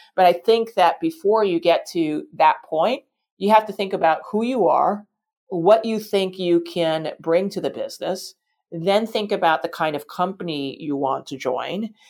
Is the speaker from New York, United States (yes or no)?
yes; New York City, New York, United States; I grew up in New York City